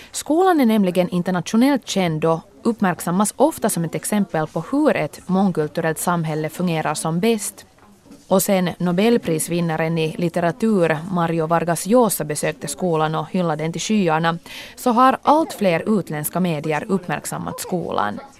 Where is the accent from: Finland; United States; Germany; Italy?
United States; Swedish is a second language; Jag kommer från Amerika.